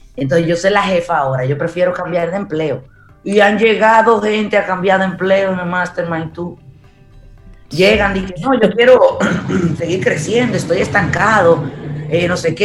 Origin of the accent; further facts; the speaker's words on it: Santo Domingo, Distrito Nacional, Dominican Republic; yo crecí en Gascue